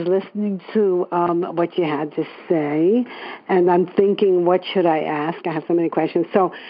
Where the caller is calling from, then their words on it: New York City, New York, United States; I'm calling from New York City.